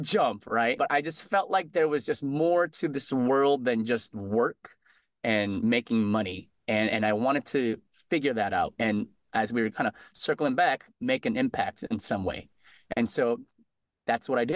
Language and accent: English; Connecticut, United States; moved away as an adult; now in Boston, United States; growing up in Connecticut, I went to UConn there.